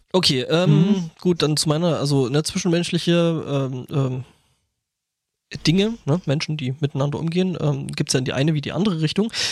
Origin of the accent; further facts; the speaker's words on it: Lößnitz, Saxony, Germany; moved away; meine Heimatstadt ist also meine alte Heimatstadt Lösnitz äh, Erzgebirge